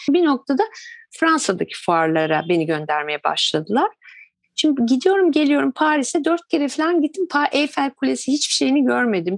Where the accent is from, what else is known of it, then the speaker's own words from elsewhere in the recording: Turkey; biz Türkler